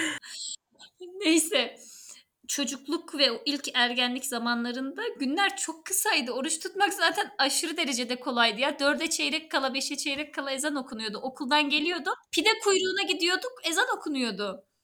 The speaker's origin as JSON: {"language": "Turkish", "region": "Erzurum", "country": "Turkey", "tie": "born or raised there", "moved": "yes", "lives_now": "Istanbul, Turkey", "said": "ben Erzurumluyum. Oranın yerlisiyim."}